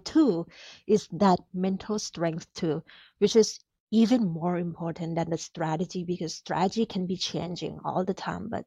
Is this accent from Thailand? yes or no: yes; Thailand; moved away as an adult; now in United States